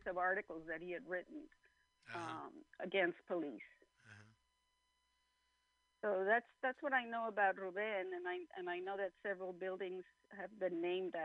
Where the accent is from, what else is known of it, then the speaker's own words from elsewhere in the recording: El Centro, California, United States; also born or lived in San Diego; I'm from El Centro, California